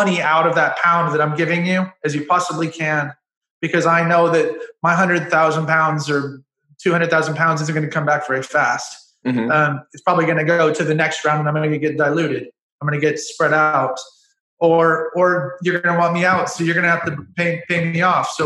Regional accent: United States; I'm an American citizen

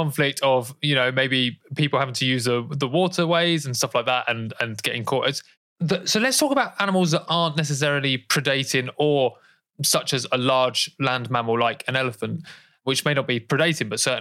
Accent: England, United Kingdom; as an Englishman

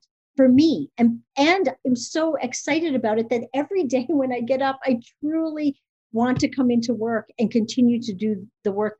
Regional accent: Cape Breton Island, Nova Scotia, Canada; moved away as an adult; now in Ann Arbor, United States; I grew up on Cape Breton. My father's from Cape Breton, and I lived there until I was 18

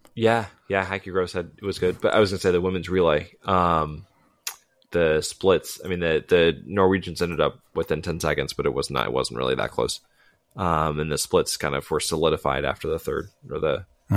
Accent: United States; as an American

